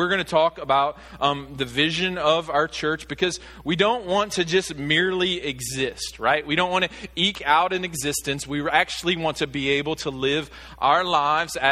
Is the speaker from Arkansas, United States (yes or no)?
yes; Arkansas, United States; moved away as an adult; also born or lived in Virginia; my home state of Arkansas